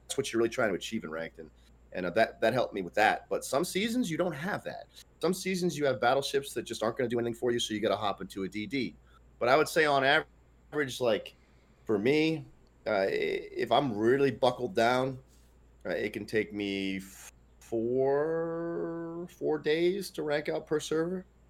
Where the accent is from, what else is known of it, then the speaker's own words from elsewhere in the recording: Northeast United States, United States; I'm from the Northeast United States